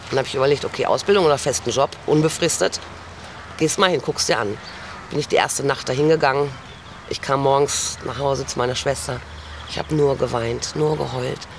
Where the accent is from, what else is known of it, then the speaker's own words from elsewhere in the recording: Dortmund, North Rhine-Westphalia, Germany; born there; also born or lived in Gelsenkirchen / Dorsten / Münster / Frankfurt; now in Xanten, Germany; Also ich bin äh, geboren in Dortmund, dann Gelsenkirchen, Dorsten. Dann habe ich meinen Mann kennengelernt, damals dann Münster, Frankfurt, Stuttgart, innerhalb von Stuttgart.